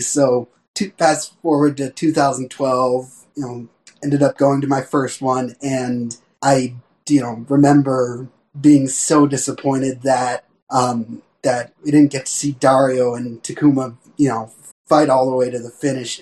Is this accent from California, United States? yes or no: no; Bethlehem, Pennsylvania, United States; moved away as an adult; also born or lived in Indiana; I was born in Bethlehem, Pennsylvania, right near Nazareth Speedway